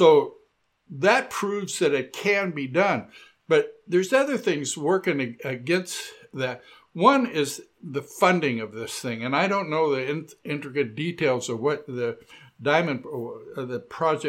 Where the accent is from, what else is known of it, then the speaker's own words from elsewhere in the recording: Southern California, United States; now in Portland, United States; when I grew up in Southern California, it was in the 50s